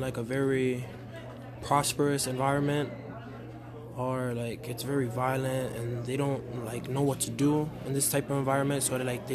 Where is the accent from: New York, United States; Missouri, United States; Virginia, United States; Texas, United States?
New York, United States; New York City; Growing up in the Bronx is tough.